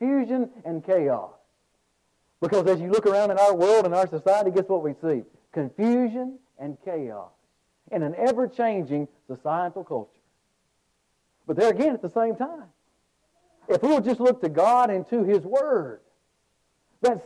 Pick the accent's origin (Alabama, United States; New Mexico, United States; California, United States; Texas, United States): Alabama, United States; Birmingham; I'm from the Birmingham, Alabama area